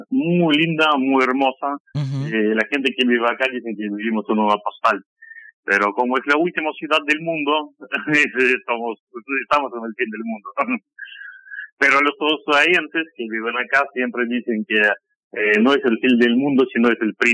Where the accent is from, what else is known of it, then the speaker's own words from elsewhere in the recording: Kamchatka Krai, Russia; born there; Eh, bueno, yo nací en Kamchatka. Kamchatka es una provincia rusa que está al fondo, al fondo de Rusia son nueve horas de vuelo desde Moscú hasta Petropavlovsk, nací allá. Después viví en muchas partes de Rusia